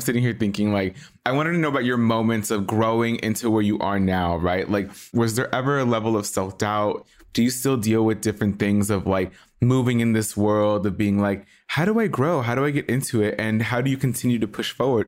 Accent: Los Angeles, California, United States; I'm like an LA boy

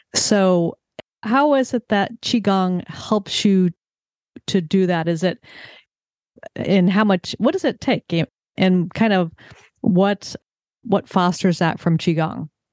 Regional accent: California, United States; I grew up in California

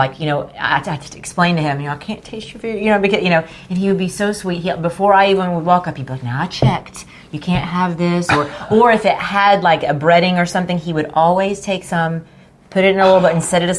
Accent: La Follette, Tennessee, United States; I grew up in East Tennessee.

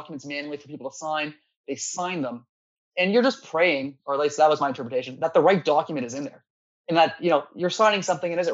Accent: Toronto, Ontario, Canada; I was born in Toronto, Canada, in a suburb just outside of there

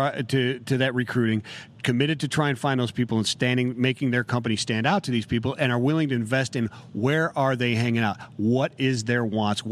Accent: Ohio, United States; I'm from the north as well. I'm from Ohio

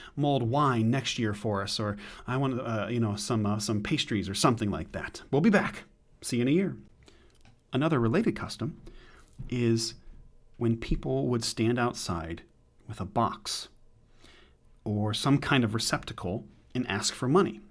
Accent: United States; we're American

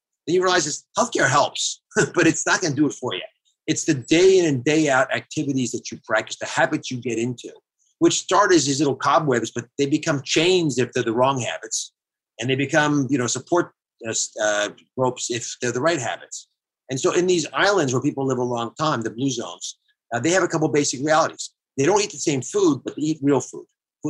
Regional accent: Philadelphia, Pennsylvania, United States; But I love Joel Embiid, in part because I'm from Philly.

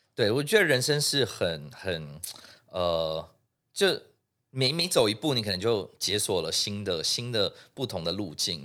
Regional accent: Singapore; moved away as an adult; now in Taiwan; 所以我是在新加坡出生的哦，那，OK，对。在新加坡出生长大

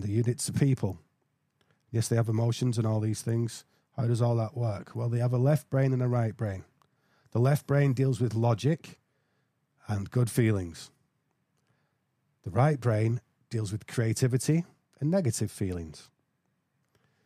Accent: England, United Kingdom; I'm English

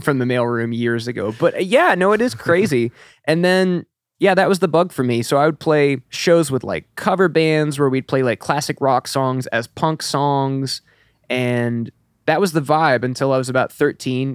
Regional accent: Elizabethtown, Kentucky, United States; moved away; I'm originally from Kentucky, about two hours north

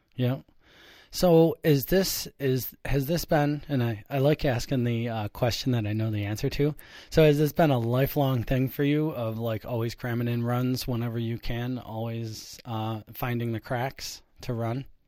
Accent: Buffalo, New York, United States; I, I grew up in Buffalo

